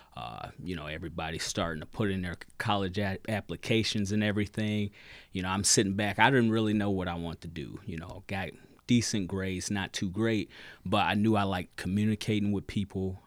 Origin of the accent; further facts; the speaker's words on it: Michigan City, Indiana, United States; moved away as an adult; now in South Bend, United States; I'm originally from Michigan City